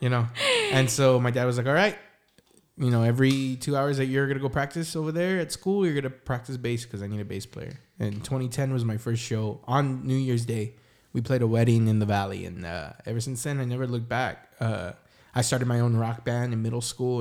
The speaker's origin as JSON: {"language": "English", "town": "San Antonio", "region": "Texas", "country": "United States", "said": "we're from the South Side, and, I mean, you know, South of Military Drive"}